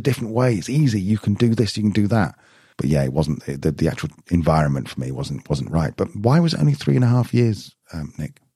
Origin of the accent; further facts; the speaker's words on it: United Kingdom; I'm being very British